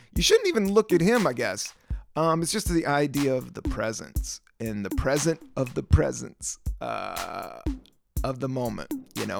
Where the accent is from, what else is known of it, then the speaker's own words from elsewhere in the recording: Washington, District of Columbia, United States; I grew up in Washington, D C